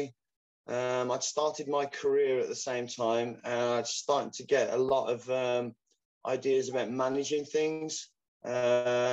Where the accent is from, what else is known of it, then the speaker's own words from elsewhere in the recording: Wolverhampton, West Midlands, United Kingdom; We had UKF world champions from my hometown, Jerome Atkinson, Mike Salesman, fantastic competitors